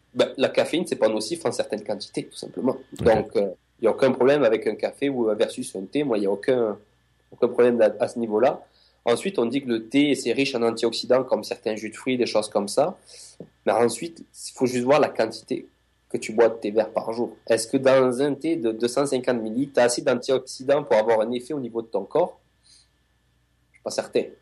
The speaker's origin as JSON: {"language": "French", "country": "France", "moved": "yes", "lives_now": "Montreal, Canada", "said": "je suis français"}